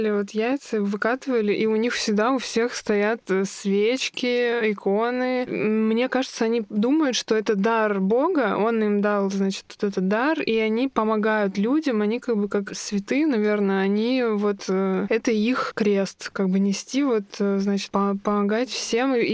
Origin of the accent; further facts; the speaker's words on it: Moscow, Russia; Ну, я родилась в Москве.